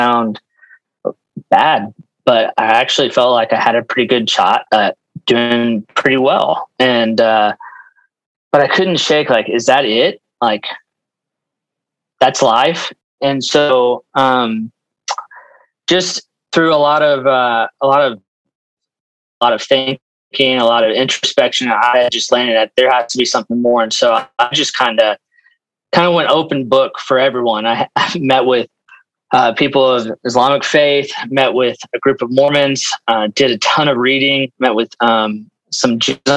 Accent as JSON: {"language": "English", "town": "Dallas", "region": "Texas", "country": "United States", "tie": "born or raised there", "also_born_or_lived": "Norman, Oklahoma", "moved": "as an adult", "said": "I'm not from Iowa. I grew up in Dallas, Texas"}